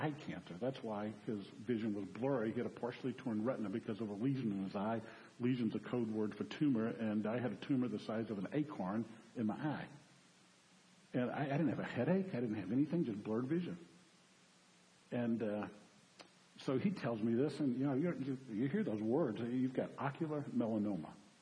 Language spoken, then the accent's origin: English; New Orleans, Louisiana, United States; I'm from New Orleans